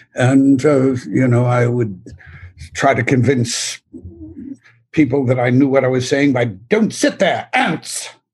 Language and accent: English; Philadelphia, Pennsylvania, United States; I grew up in Philadelphia, basically outside in the suburbs.